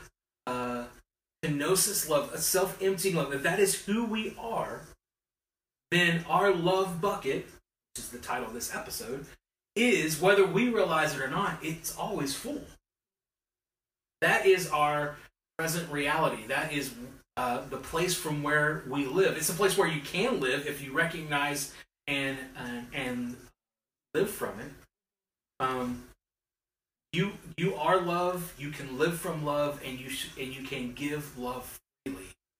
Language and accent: English; West Virginia, United States; I'm from West Virginia